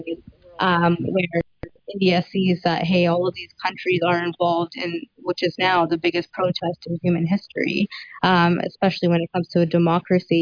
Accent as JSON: {"language": "English", "town": "Surrey", "region": "British Columbia", "country": "Canada", "tie": "born or raised there", "said": "Born and raised in Surrey"}